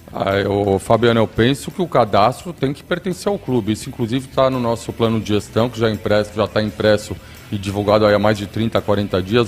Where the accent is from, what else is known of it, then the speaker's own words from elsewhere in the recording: Santos, São Paulo, Brazil; a nossa cidade